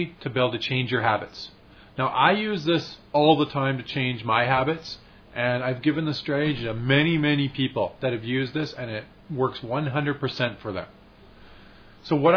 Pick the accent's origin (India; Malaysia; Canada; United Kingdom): Canada; Saskatchewan; I grew up in Saskatchewan